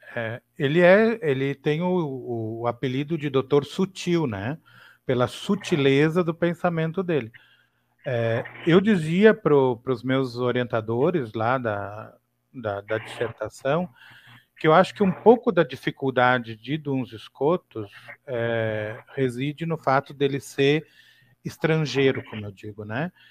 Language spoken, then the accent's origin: Portuguese; Torres, Rio Grande do Sul, Brazil; eu sou aqui do Rio Grande do Sul, né? Eu nasci na cidade de Torres